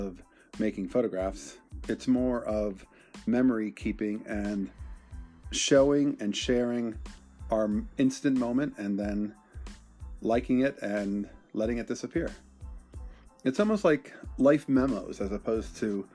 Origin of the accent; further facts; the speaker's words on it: Bensalem, Pennsylvania, United States; my hometown, Bensalem, Pennsylvania